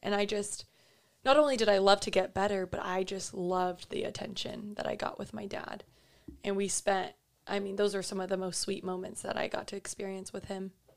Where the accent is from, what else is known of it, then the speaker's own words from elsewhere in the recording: Fullerton, California, United States; moved away as an adult; now in Newport Beach, United States; I grew up in Fullerton